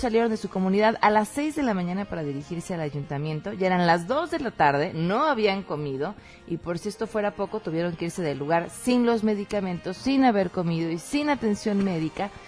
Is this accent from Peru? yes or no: no; Mexico; nos crean una identidad como mexicanos